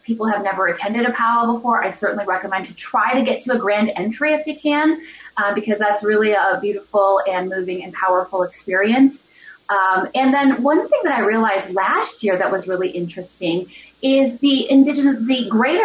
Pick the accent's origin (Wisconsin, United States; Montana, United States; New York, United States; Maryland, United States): Wisconsin, United States; Wausau; I grew up in Wausau